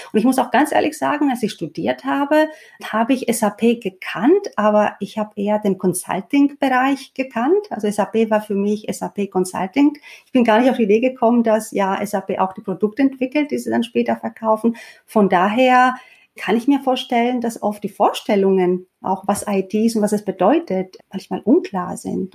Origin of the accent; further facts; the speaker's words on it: Greece; moved away; Ich bin tatsächlich in Griechenland aufgewachsen